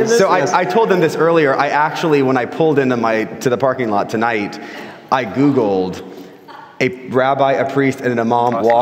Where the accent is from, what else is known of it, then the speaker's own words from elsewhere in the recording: Florida, United States; I grew up in Florida, which a lot of people call, you know, the sixth borough of New York